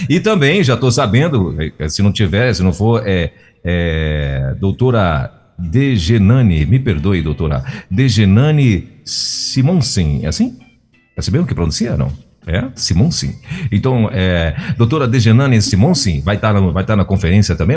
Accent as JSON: {"language": "Portuguese", "town": "Castanhal", "region": "Pará", "country": "Brazil", "moved": "yes", "lives_now": "Brasília, Brazil", "said": "Sou de Castanhal, doutora. Olha só que coisa. É, eu, eu moro em Brasília, moro em Brasília já tem 30 anos"}